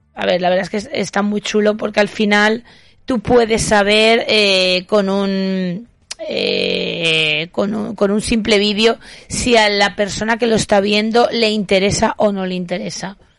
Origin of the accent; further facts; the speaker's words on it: Huesca, Somontano, Aragon, Spain; es Huesca, es donde yo nací